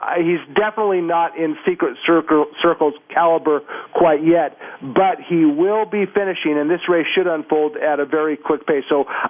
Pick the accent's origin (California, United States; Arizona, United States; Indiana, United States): California, United States; San Gabriel Valley; I was born right in the San Gabriel Valley area